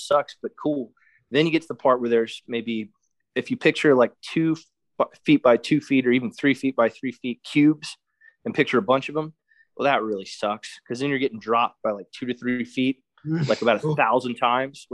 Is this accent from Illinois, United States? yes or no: no; Florida, United States; I'm from Florida.